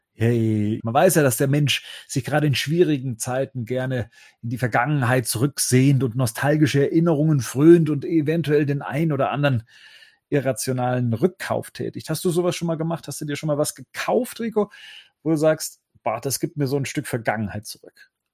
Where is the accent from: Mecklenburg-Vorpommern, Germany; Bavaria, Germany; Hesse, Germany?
Bavaria, Germany; Munich; moved away as an adult; als eigentlich äh, verwurzelter äh, Münchner dann raus aufs Land gezogen